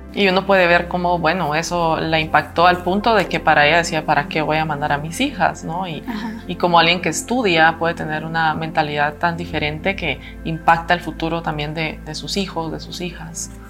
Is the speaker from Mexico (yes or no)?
no; Guatemala; como mujer guatemalteca